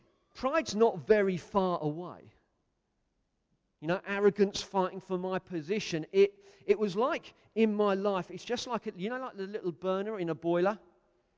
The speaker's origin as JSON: {"language": "English", "country": "United Kingdom", "said": "I'm British."}